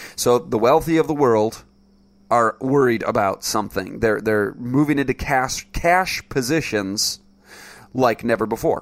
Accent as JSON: {"language": "English", "region": "Michigan", "country": "United States", "tie": "born or raised there", "moved": "yes", "said": "back in my home state of Michigan"}